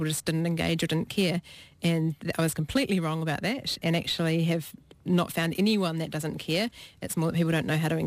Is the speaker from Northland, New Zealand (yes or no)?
no; Hawke's Bay, New Zealand; I grew up in Hawke's Bay where we had quite a few frosts in winter, and I just thought that was a normal part of growing up in New Zealand.